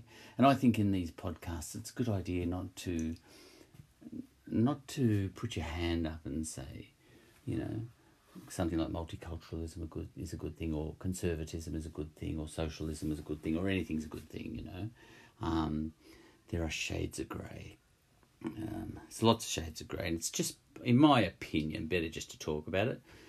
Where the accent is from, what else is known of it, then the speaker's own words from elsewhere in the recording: Victoria, Australia; I come from Victoria